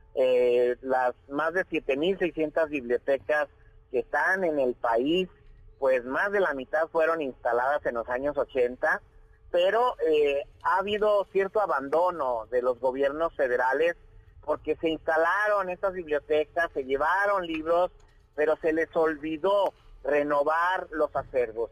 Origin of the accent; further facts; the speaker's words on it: Jalpa, Zacatecas, Mexico; also born or lived in Fresnillo, Zacatecas; yo nací en Jalpa